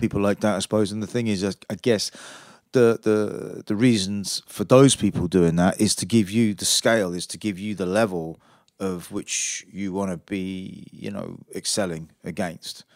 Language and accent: English; Aylesbury, South East England, United Kingdom; moved away as an adult; also born or lived in Brighton; I'm from Aylesbury originally. But, uh, I moved to Brighton